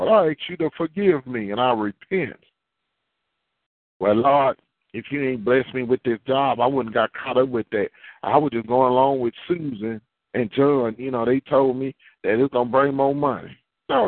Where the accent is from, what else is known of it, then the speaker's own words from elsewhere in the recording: Houston, Texas, United States; I've been in Houston all my life